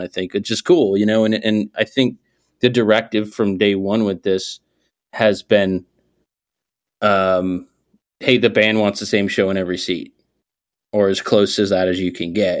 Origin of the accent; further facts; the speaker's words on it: Northeast, United States; I'm from the Northeast.